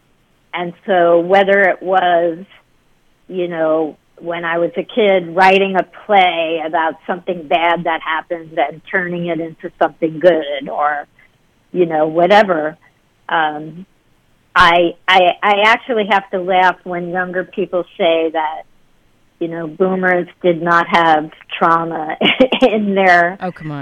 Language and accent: English; Dobbs Ferry, New York, United States; also born or lived in Queens, New York City; I grew up in Dobbs Ferry, which is a suburb of New York City.